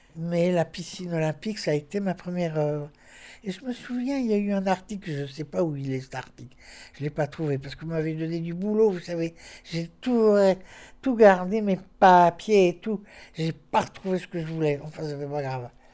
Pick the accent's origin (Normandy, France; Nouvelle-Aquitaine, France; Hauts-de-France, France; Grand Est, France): Hauts-de-France, France; Lille; Je suis née dans le Vieux-Lille, rue du Magasin